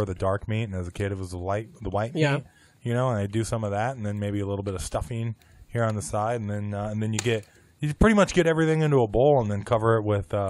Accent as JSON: {"language": "English", "town": "Des Moines", "region": "Iowa", "country": "United States", "tie": "born or raised there"}